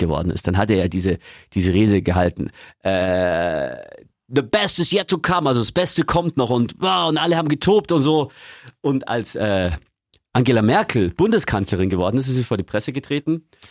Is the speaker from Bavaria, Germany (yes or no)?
yes; Eggenfelden, Bavaria, Germany; Eggenfelden in Niederbayern, wo ich herkomme